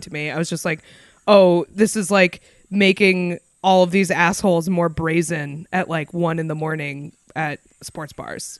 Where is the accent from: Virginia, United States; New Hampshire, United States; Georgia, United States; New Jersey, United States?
New Hampshire, United States; Concord; literally to my hometown, a place that is under an hour away from Boston